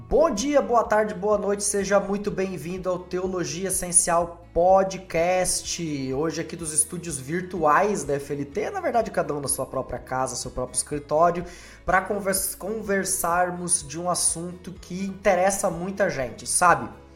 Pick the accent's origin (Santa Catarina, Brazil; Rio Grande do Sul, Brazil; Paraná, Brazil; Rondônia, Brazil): Paraná, Brazil; Foz do Iguaçu; also born or lived in Medianeira, Paraná; Eu sou é, natural de Medianeira, no Paraná, me criei lá em Foz.